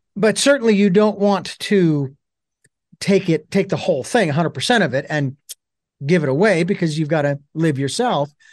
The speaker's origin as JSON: {"language": "English", "town": "Phoenix", "region": "Arizona", "country": "United States", "moved": "yes", "said": "I'm originally from Phoenix"}